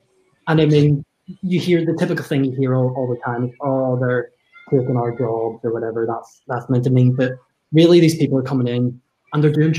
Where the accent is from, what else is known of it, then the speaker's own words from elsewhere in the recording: Northern Ireland, United Kingdom; now in England; My background is, so I'm a Northern Irish Protestant.